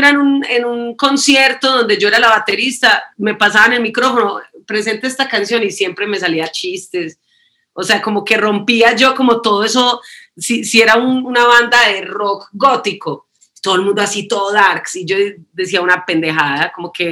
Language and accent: Spanish; Canada; born there; also born or lived in New York / Colombia; mis padres son colombianos, pero eh, yo nací en Canadá, después vivimos en Nueva York y después vivimos en Colombia.